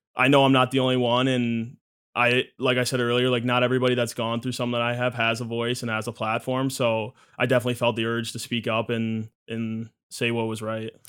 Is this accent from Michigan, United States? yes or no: yes; Michigan, United States; growing up in Michigan